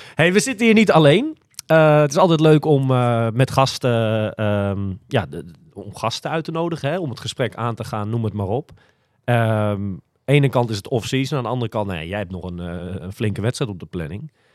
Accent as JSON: {"language": "Dutch", "town": "Almere", "region": "Flevoland", "country": "Netherlands", "said": "ik kom uit Almere"}